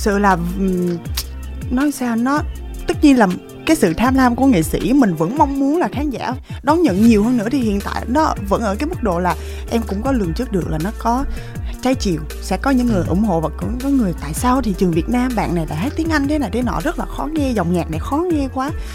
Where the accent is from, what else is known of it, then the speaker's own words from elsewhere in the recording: Vietnam; sinh ra ở Việt Nam